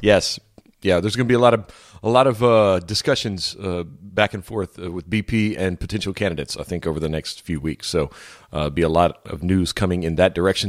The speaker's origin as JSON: {"language": "English", "region": "Louisiana", "country": "United States", "tie": "born or raised there", "said": "growing up in Louisiana"}